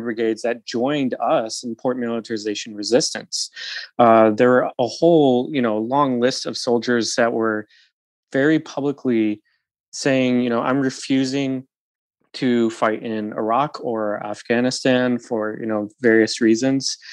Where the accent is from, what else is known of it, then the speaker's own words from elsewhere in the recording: Utica, New York, United States; moved away as an adult; also born or lived in Olympia, Washington; I'm from Utica, New York. I went to a, a rural high school uh, just outside of uh, of Utica